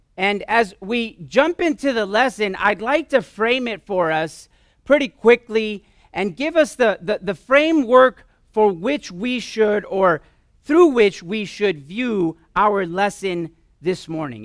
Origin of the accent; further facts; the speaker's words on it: Southern California, United States; moved away; We're originally from Southern California for a few years